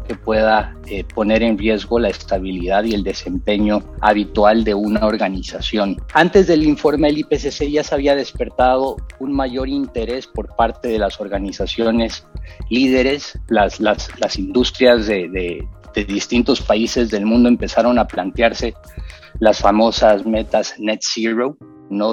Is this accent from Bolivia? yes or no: yes; Bolivia; moved away as an adult; now in Costa Rica; soy em, soy boliviano, pero tengo 16 años de residir en, Costa Rica.